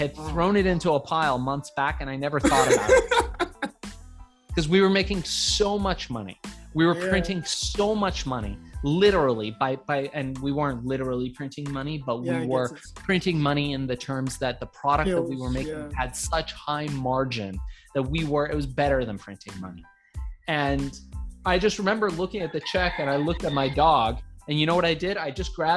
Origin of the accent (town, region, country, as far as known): Iran; born or raised there; now in United States